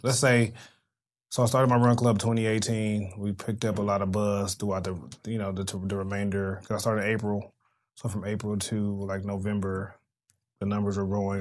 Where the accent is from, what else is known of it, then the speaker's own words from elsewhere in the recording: Los Angeles, California, United States; I am from South Central, an underserved community